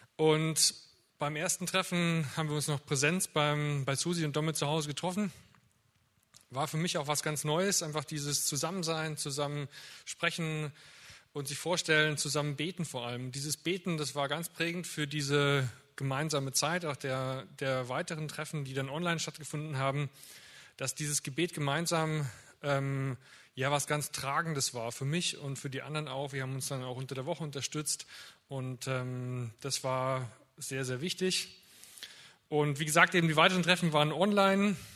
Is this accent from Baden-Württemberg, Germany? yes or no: yes; Winnenden, Baden-Württemberg, Germany; Ich komme hier aus Winnenden